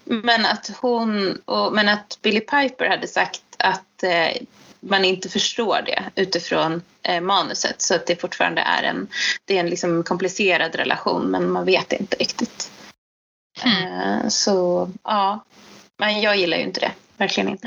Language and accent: Swedish; Sweden; som svensk